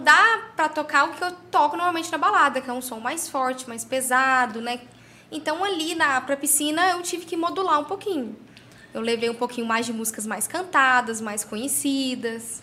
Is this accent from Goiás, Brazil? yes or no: yes; Caldas Novas, Goiás, Brazil; nasci aqui em Caldas Novas